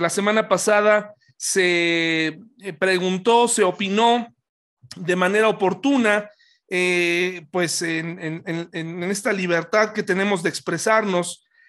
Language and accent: Spanish; Pachuca, Hidalgo, Mexico; cuando yo era niño, yo crecí en Pachuca